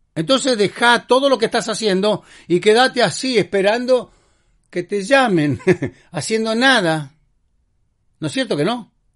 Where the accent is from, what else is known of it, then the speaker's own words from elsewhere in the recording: Argentina; soy argentino